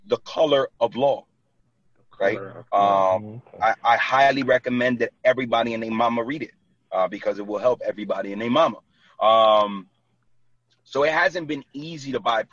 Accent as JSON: {"language": "English", "town": "New York City", "region": "New York", "country": "United States", "tie": "born or raised there", "moved": "as an adult", "lives_now": "New Jersey, United States", "said": "I was born and raised in Brooklyn. Like, and I live in Jersey for the last 9 years"}